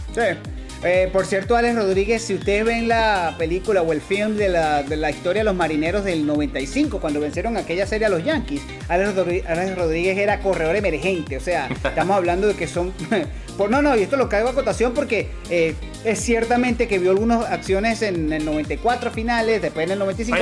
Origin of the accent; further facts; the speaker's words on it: Venezuela; como venezolano, como venezolano